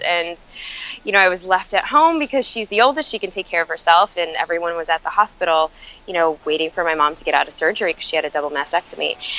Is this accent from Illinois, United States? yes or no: yes; Chicago, Illinois, United States; I actually grew up, um, was born and raised in Chicago uh, to immigrant family.